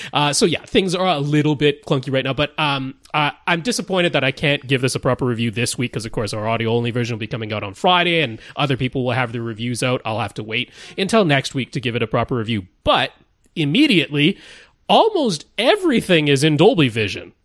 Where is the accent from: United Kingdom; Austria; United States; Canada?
Canada; accent: Canadian; I don't really try to get rid of my Canadian accent